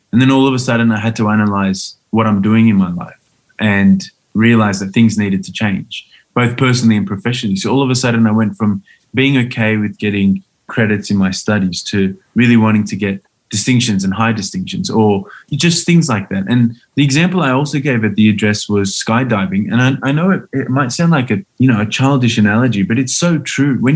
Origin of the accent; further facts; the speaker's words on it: Australia; my childhood in Australia